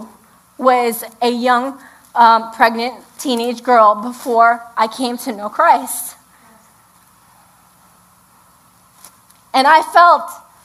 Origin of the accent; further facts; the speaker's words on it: New York City, New York, United States; now in Hudson Valley, United States; We grew up in the Bronx